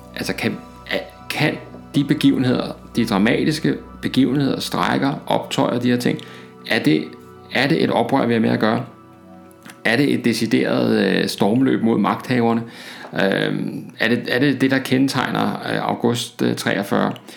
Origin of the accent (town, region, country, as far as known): Denmark